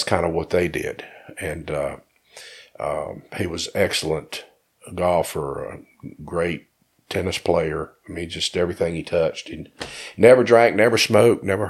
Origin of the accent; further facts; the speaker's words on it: Asheboro, North Carolina, United States; I am from Asheboro